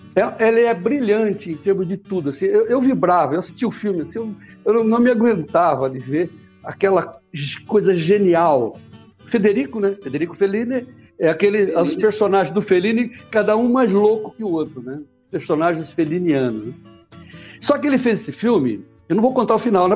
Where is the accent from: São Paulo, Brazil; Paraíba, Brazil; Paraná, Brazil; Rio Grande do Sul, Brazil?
São Paulo, Brazil; Araraquara; moved away; Eu nasci em Araraquara, a morada do sol